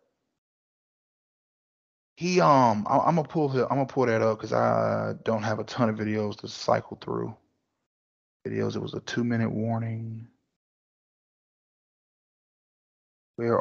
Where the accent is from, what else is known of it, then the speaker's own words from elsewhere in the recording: Durham, North Carolina, United States; I'm from Durham, so we had the Duke lacrosse thing